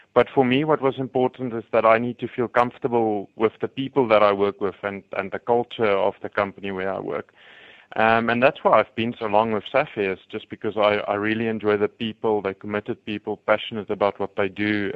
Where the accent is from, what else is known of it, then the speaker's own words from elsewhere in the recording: Free State, South Africa; now in Johannesburg, South Africa; I grew up in the Free State, I still support the the Free State rugby team